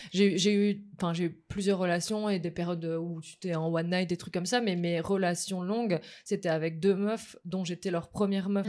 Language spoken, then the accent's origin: French; Mons, Wallonia, Belgium; moved away; je viens pas du tout de la capitale de base. Je viens de Mons